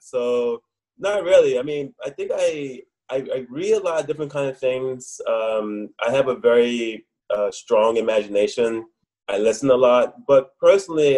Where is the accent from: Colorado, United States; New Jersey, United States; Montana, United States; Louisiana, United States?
Louisiana, United States; New Orleans; moved away as an adult; also born or lived in New York / Korea; now in Taiwan; I was born in New Orleans, Louisiana